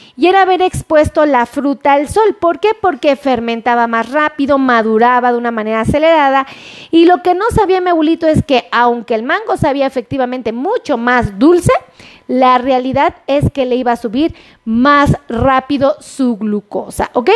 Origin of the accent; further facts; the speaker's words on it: Mexico; como buen mexicano